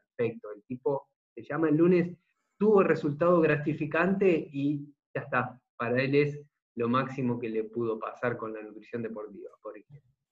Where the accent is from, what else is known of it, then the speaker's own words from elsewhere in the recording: Argentina; soy de Argentina